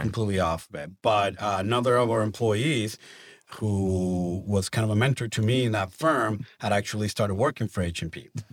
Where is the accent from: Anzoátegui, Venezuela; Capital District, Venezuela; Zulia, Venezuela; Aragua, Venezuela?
Zulia, Venezuela; Maracaibo; English is a second language; moved away as an adult; also born or lived in Kansas City, Missouri / Argentina / Colombia; now in Tulsa, United States; I grew up in Maracaibo, Venezuela